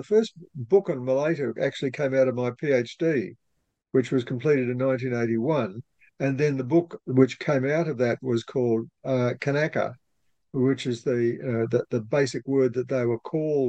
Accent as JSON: {"language": "English", "town": "Mackay", "region": "Queensland", "country": "Australia", "tie": "born or raised there", "also_born_or_lived": "Townsville, Australia", "lives_now": "Brisbane, Australia", "said": "I was born in Mackay, which is in North Queensland."}